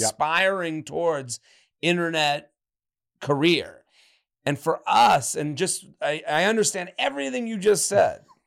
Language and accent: English; Boston, Massachusetts, United States; I grew up on Phantom Gourmet in the Boston area